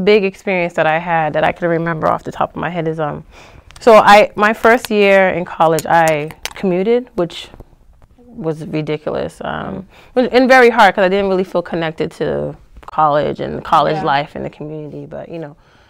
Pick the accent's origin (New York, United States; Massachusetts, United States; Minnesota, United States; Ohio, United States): Massachusetts, United States; Boston; I was from the Boston area